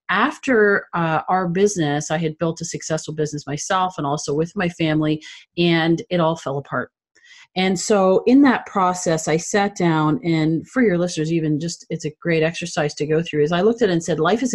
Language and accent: English; Canada; I'm originally from Canada.